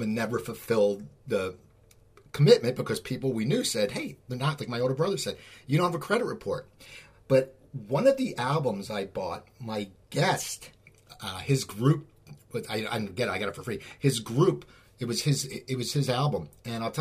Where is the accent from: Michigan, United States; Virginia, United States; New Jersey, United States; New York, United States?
New Jersey, United States; I grew up in New Jersey, and it's cold